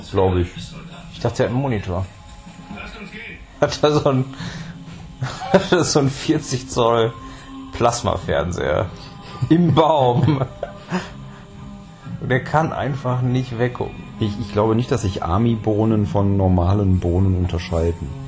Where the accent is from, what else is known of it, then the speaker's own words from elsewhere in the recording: Netherlands; Ich komme aus Holland.